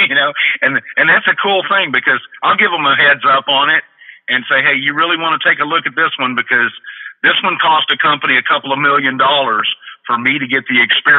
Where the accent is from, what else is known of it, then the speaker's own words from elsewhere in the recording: Texas, United States; As we know, I'm originally from Texas, but I've lived all over the country.